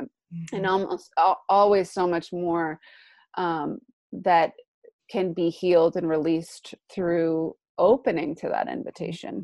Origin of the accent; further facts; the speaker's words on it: East Coast, United States; now in California, United States; I'm originally from the East Coast, where we're making our journey back home.